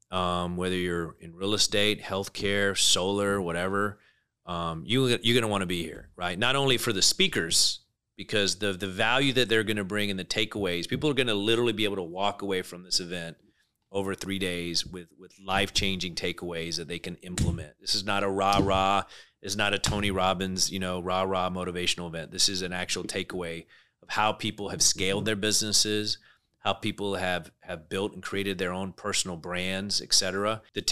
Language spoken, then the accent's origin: English; United Kingdom; accent: British; Yeah, a lot of people don't know I'm British. I got the British accent